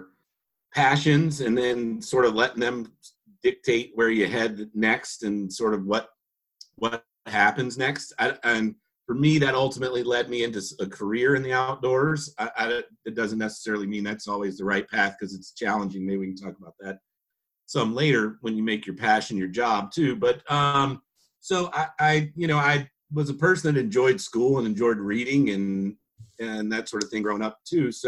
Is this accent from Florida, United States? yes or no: no; Richmond, Virginia, United States; I'm originally from Richmond, Virginia, and am still here now, although I've made a lot of journeys in between, but grew up with two younger brothers